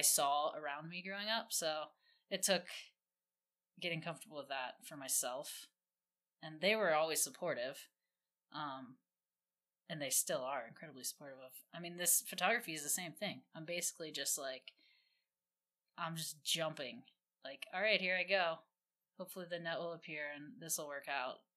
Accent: Midwest, United States; I grew up in the Midwest

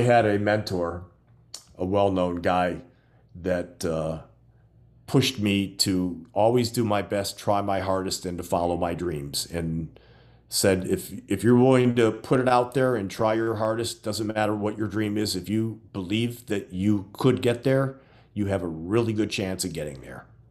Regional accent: Gary, Indiana, United States; moved away as an adult; now in Florida, United States; growing up in Gary, Indiana, which borders Chicago

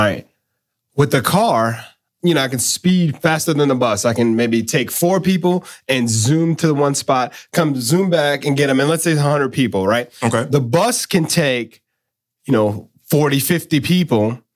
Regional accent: New York, United States; when I was a kid growing up in New York

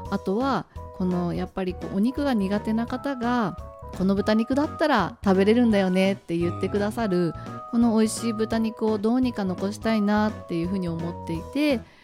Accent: Tomakomai, Hokkaido, Japan; also born or lived in Iwamizawa / Sapporo; それまでは苫小牧市の上内で小中学校の学生時代を過ごしてましてでそこの高校生のあの進学で初めて岩見沢農業高校に進学しております。

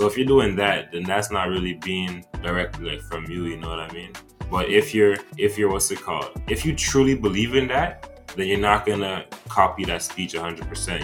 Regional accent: Montreal, Quebec, Canada; also born or lived in Democratic Republic of the Congo; I grew up in Montreal

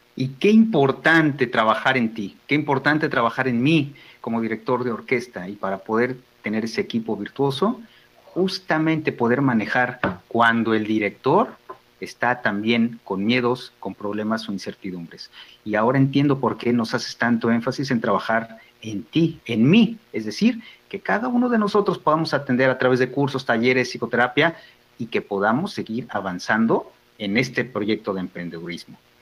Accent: Mexico; nos ayuda como familia, como personas, como mexicanos

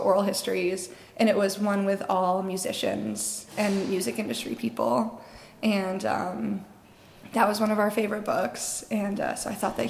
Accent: Canterbury, Connecticut, United States; also born or lived in Danbury, Connecticut; I was born in Danbury, Connecticut. But I grew up in Canterbury, Connecticut

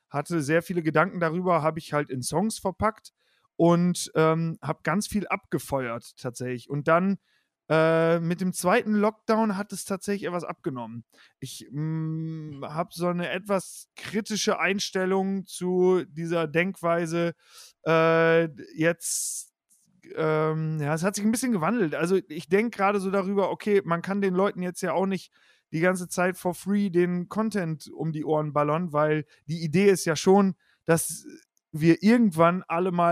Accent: Osnabrück, Lower Saxony, Germany; es gibt eine Show mhm. in Osnabrück, wo ich herkomme, die heißt … liest eure Witze.

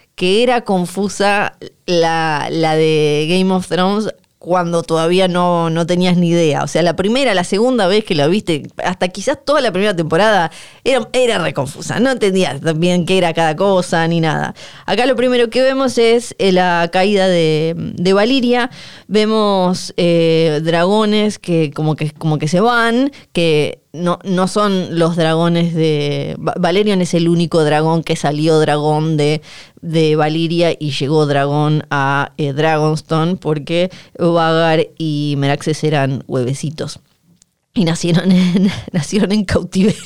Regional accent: Ushuaia, Tierra del Fuego, Argentina; como somos de Ushuaia y Bariloche

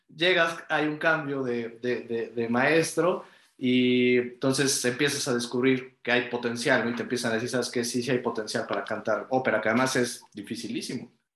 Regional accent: Mexico; como, como mexicanos

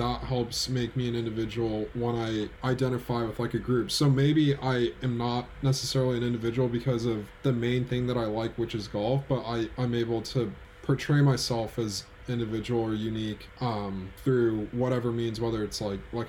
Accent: California, United States; I'm from California

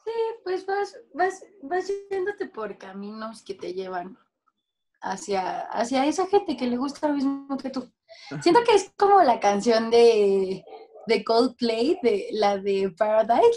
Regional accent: Mexico; soy mexicana

